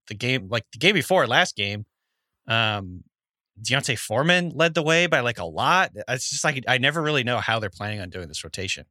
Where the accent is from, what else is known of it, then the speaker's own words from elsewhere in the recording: Nebraska, United States; moved away; I'm from Nebraska.